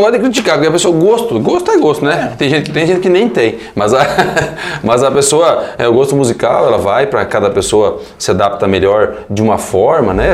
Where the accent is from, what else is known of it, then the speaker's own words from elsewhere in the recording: Medianeira, Paraná, Brazil; also born or lived in Assis Chateaubriand; Vim para cá com 30 dias, minha mãe voltou para casa dos pais, né? Voltou para casa da minha avó, do meu avô, e eu fui recebido, né? em casa e criado